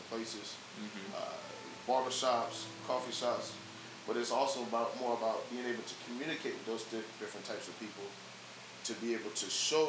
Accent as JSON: {"language": "English", "region": "South Carolina", "country": "United States", "tie": "born or raised there", "moved": "as an adult", "lives_now": "Los Angeles, United States", "said": "growing up in South Carolina, where I went to school"}